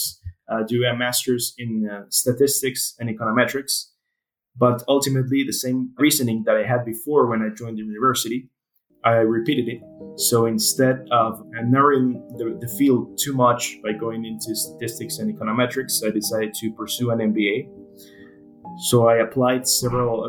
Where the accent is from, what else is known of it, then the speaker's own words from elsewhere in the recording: Guayaquil, Guayas, Ecuador; moved away as an adult; now in United States; I'm originally from Guayaquil, Ecuador. Spent most of my life there